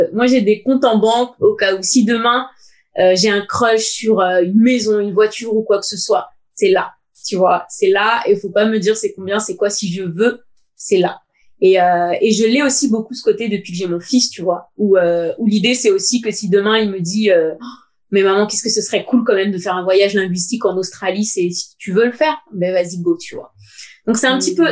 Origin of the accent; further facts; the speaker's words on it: Seine-Saint-Denis, Île-de-France, France; also born or lived in United States; now in Paris, France; j'ai grandi avec euh, mes deux parents et mon père. Au début, il était cheminot à la SNCF, donc on était dans un petit HLM dans le 93